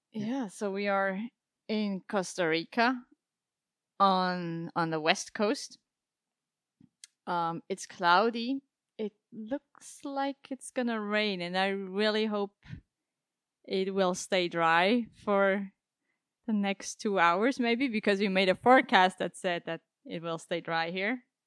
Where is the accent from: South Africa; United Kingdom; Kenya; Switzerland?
Switzerland; Basel, Basel-Stadt; moved away as an adult; also born or lived in Zurich; I come from Switzerland, yeah. I was born and raised, uh, in Basel